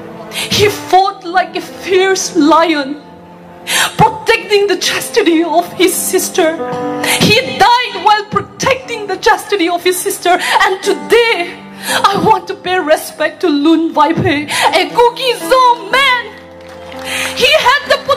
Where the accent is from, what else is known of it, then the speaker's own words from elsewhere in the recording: Manipur, India; I am from Manipur